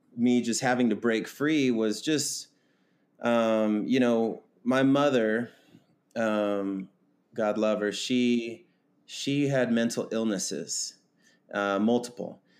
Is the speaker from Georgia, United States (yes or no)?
no; Kansas, United States; I was born and raised in Kansas